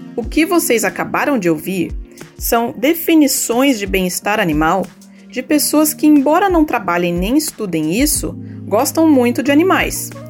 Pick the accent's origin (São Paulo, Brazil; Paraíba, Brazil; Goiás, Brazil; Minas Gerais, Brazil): Minas Gerais, Brazil; Andradas; sou de Minas Gerais, de Andradas